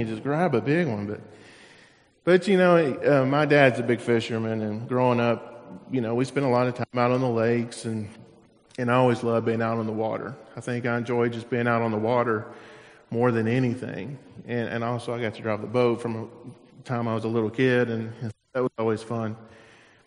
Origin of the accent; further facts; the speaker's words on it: Tennessee, United States; now in Florida, United States; growing up in Tennessee